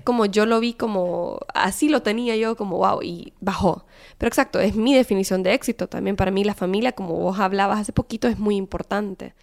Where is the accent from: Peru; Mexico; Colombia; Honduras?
Honduras; moved away as an adult; yo soy hondureña